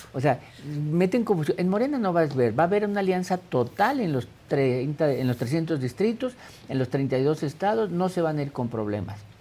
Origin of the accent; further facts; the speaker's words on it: Mexico; como mexicano